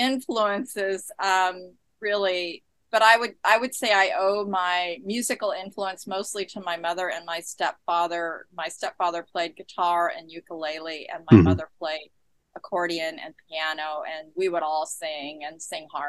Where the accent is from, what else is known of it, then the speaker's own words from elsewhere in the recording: San Diego, California, United States; now in Scottsdale, United States; I'm from San Diego originally, and I grew up in San Diego